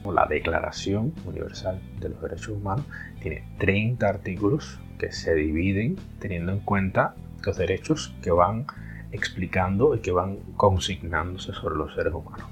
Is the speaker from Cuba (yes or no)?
yes; Cuba; yo soy cubano